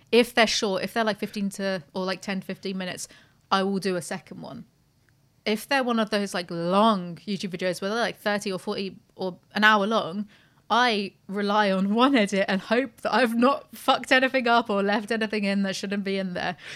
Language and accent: English; United Kingdom; We're British